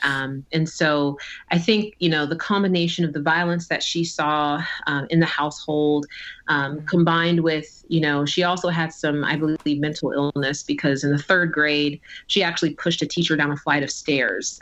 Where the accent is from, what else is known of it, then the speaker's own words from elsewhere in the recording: New Jersey, United States; I was born in the summer of 1982 in New Jersey